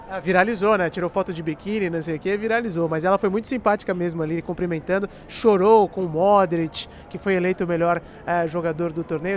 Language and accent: Portuguese; Brazil; eu sou do Brasil, Brasil